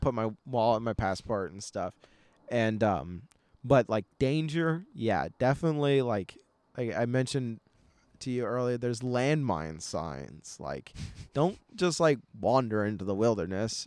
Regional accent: United States; I'm American

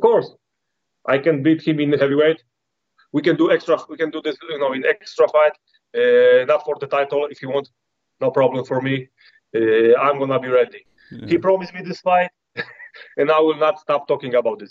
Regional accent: Poland; English is a second language; when I come back to Poland

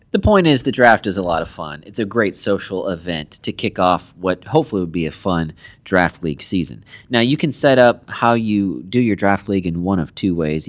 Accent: United States; as American soccer fans, football fans

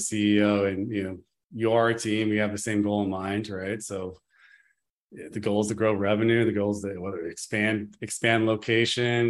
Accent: Gold Rush area, Northern California, United States; Since we grew up in the Gold Rush area, you know, area, we're in Northern California

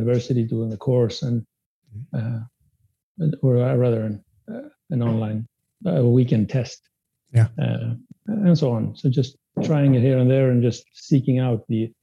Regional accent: Sweden; first language Spanish; English is a second language; my first language was Spanish, but I came to Sweden when I was just a child

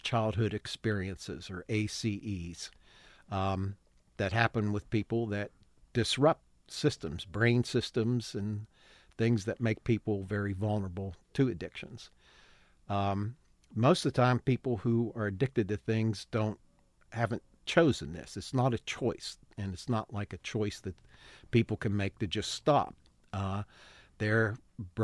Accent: West Virginia, United States; Born and raised in West Virginia.

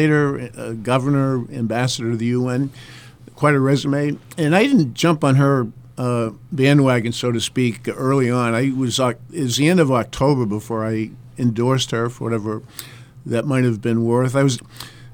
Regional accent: North Country, New Hampshire, United States; I'm from the North Country, Coos County.

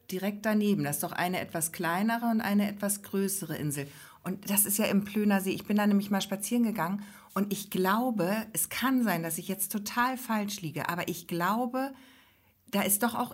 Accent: Ostholstein, Schleswig-Holstein, Germany; weil wir kommen nämlich aus OH, Ostholstein, genau. Kennzeichen OH.

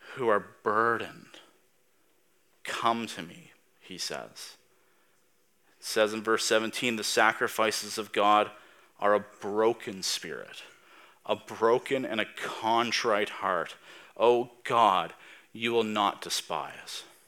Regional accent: Tatamagouche, Nova Scotia, Canada; now in Spryfield, Canada; I'm from Tatamagish. I'm a blue noser.

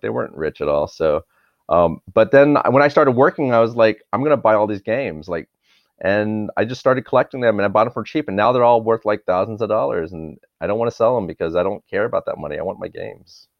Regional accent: Dallas, Texas, United States; now in Los Angeles, United States; I grew up in Dallas, Texas

